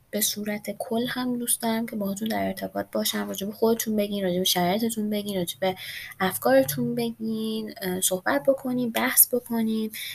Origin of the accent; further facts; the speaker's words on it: Iran; ایرانی هستیم و وطنمون برمون مهمه